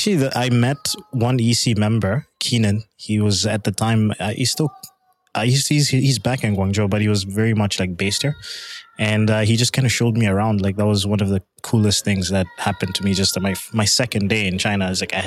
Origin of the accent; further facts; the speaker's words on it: Canada; They went back for a bit and then ended up in Canada. So I identify with being Canadian.